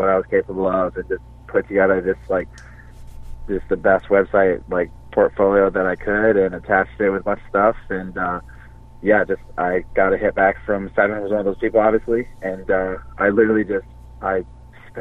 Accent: Michigan, United States; moved away as an adult; now in California, United States; I'm actually originally I'm from Matamoros, Michigan, and I moved out to California like literally last August

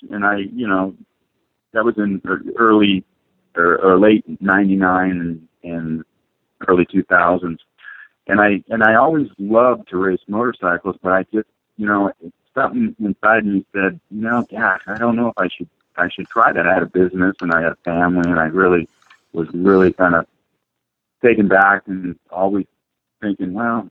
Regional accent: Southern California, United States; I grew up in Southern California

